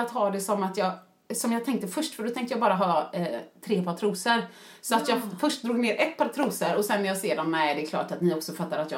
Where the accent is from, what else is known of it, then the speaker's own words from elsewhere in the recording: Sweden; Och du vet, vi är ändå svenskar, så jag såg väl vissa där.